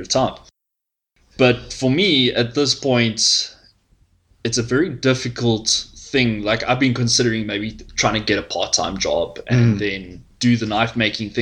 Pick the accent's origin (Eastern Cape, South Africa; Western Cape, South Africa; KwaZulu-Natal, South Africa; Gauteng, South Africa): KwaZulu-Natal, South Africa; Paulpietersburg; I'm originally from Natal, from a little town called Paul Petersburg, right, near Vryheid